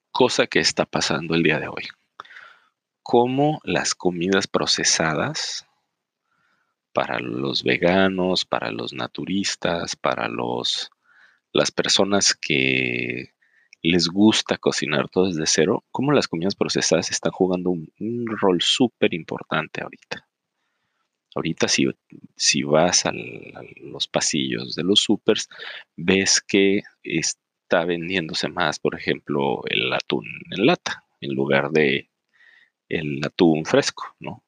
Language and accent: Spanish; Mexico; nosotros como mexicanos